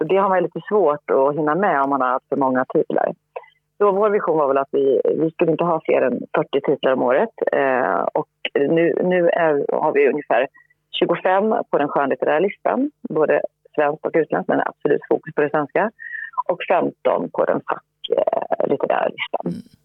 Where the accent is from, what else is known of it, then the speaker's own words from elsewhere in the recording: Linköping, Östergötland, Sweden; moved away as an adult; also born or lived in France; jag växte upp i Linköping eh, med föräldrar som inte alls var inne i den här branschen.